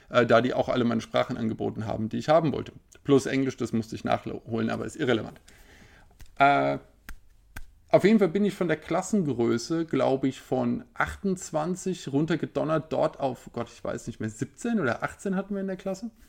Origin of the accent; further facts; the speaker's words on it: Hesse, Germany; Bei uns in Hessen war es in den 90ern so, dass wir einen äh, sehr netten äh, Lehrer hatten